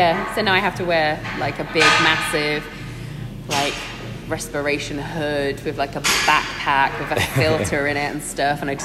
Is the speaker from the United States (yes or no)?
no; the Wirral, North West England, United Kingdom; moved away as an adult; now in Cambridge, United Kingdom; I'm from the Wirral.